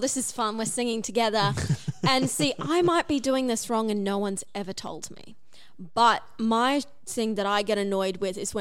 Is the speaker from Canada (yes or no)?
no; Cairns, Queensland, Australia; I'm from Cairns, and I went to uni with a girl who was also from Cairns